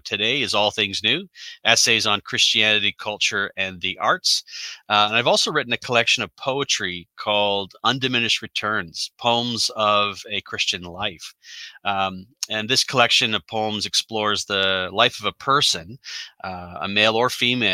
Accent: Canada; So I am a Canadian. So I'm up here in the Great White North.

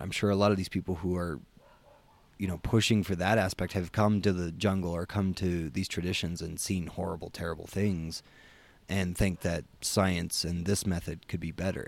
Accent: United States; I'm American.

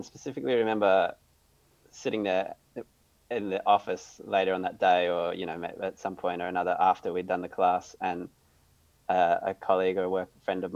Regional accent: Australia; also born or lived in Portugal; I'm from Australia

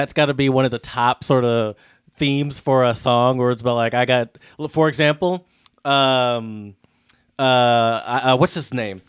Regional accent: England, United Kingdom; does it make no sense to me because I'm from England and I don't understand how baseball works?

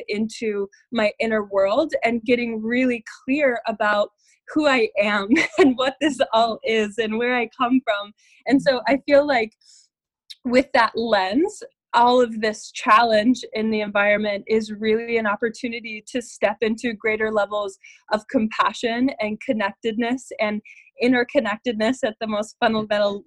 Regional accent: Colorado, United States; moved away as an adult; also born or lived in Denver, Colorado; now in Santa Barbara, United States; born and raised in Colorado, and I recently moved out to Santa Barbara

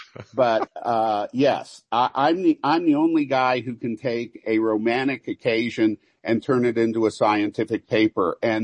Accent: Kansas City, United States; moved away as an adult; also born or lived in Norman, Oklahoma / Wichita, Kansas / St. Louis; when I moved to go from Kansas City to Norman to go to college

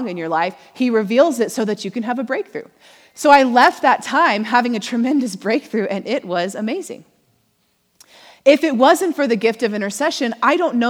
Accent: Missouri, United States; now in Oklahoma, United States; we're from Missouri

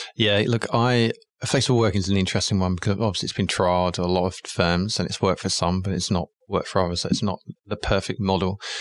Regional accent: England, United Kingdom; moved away; also born or lived in London; I'm English, and I started my career in obviously in the UK in London

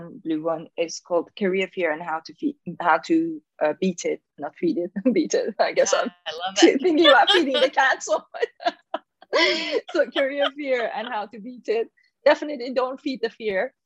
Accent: Iran; accent: Persian; English is a second language; moved away as an adult; being in Iran, because I grew up in Iran

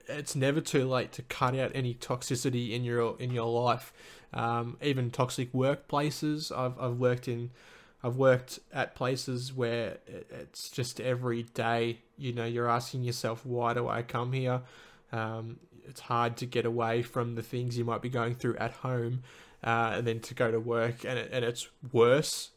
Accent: Little River, Victoria, Australia; also born or lived in Lara, Victoria; now in Melbourne, Australia; I grew up in a little country town called the Little, Little River. Um, that's sort of halfway between Melbourne and, and Geelong for those who know Victoria

